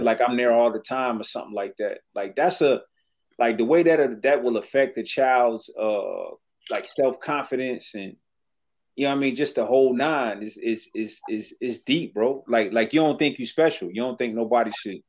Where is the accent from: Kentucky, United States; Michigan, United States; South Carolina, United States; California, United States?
Michigan, United States; Detroit; growing up in Detroit